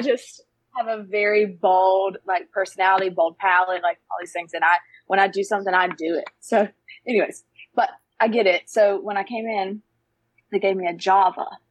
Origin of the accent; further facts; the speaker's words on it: Brown Summit, North Carolina, United States; I grew up in Brown Summit, that's what it's called